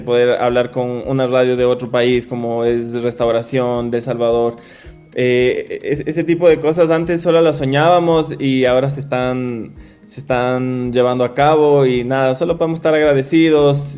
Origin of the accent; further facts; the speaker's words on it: Ecuador; nuestras raíces, con que somos ecuatorianos